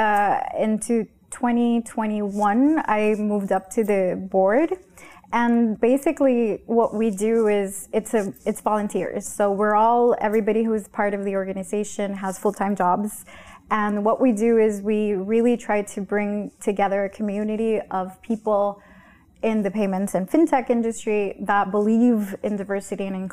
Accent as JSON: {"language": "English", "country": "Honduras", "said": "I am from Honduras, I'm from it's a third world country."}